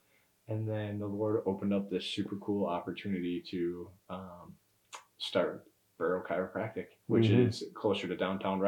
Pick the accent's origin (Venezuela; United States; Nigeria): United States; Minnesota; moved away as an adult; now in Murfreesboro, United States; So I'm from Minnesota.